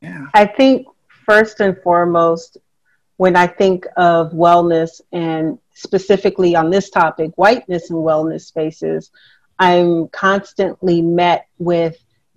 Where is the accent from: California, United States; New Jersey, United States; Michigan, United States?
California, United States; now in New York City, United States; And I'm originally from California, and so I've lived all over.